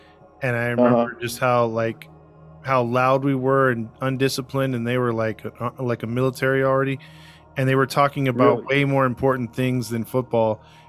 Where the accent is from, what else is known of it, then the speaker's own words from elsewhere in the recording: Inglewood, California, United States; I grew up in Inglewood